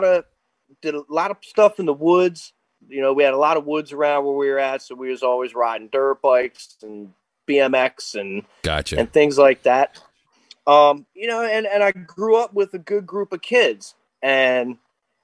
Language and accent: English; Harrisburg, Pennsylvania, United States; I grew up Harrisburg area. I grew up down in Lawton.